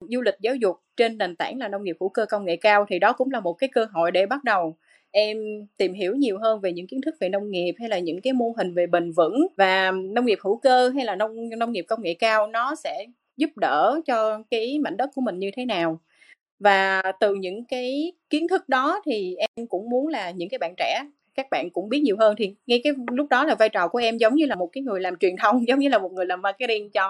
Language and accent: Vietnamese; Cần Thơ, Vietnam; Tây Đô là là tên gọi của Cần Thơ ngày xưa thì em là Cần Thơ là em sinh ra và lớn lên Cần Thơ và hiện tại là em vẫn đang làm việc ở Cần Thơ luôn